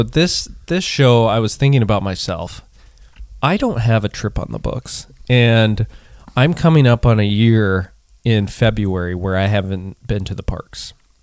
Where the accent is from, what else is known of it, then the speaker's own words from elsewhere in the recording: Montana, United States; I grew up